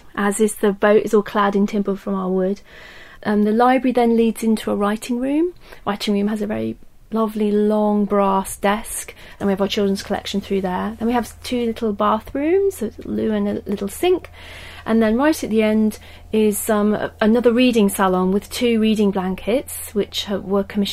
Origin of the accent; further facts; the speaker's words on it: Desborough, East Midlands, United Kingdom; I grew up in Desborough, which is in Northamptonshire.